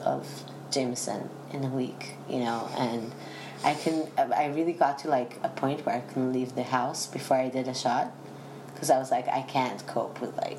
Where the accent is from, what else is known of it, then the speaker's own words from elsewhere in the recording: United Kingdom; Both my parents are from London, so yeah. I'm British.